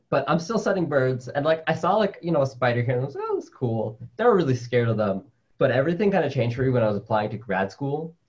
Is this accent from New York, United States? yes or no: yes; New York City, New York, United States; also born or lived in Colombia; my family came to the United States when I was like two or three, um, and I grew up in New York City